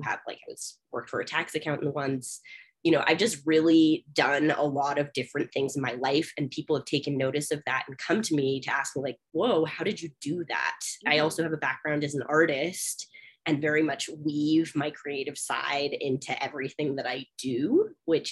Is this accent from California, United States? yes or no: yes; Bay Area, California, United States; now in Denver, United States; I'm from California. I grew up in the Bay Area